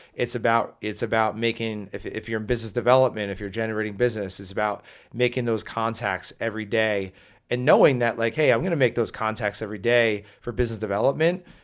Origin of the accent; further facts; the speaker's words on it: New Jersey, United States; my home state of New Jersey